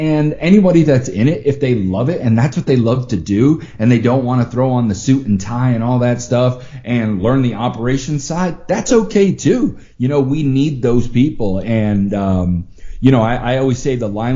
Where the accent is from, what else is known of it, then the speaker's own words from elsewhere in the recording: Massachusetts, United States; moved away as an adult; also born or lived in Florida; now in Las Vegas, United States; when I grew up in Massachusetts, I decided to move to Florida in the early 2000s